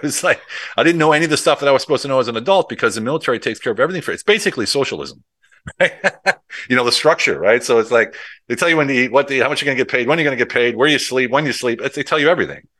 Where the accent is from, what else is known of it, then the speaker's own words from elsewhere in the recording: United States; moved away as an adult; also born or lived in Europe; I did it all in Europe as an American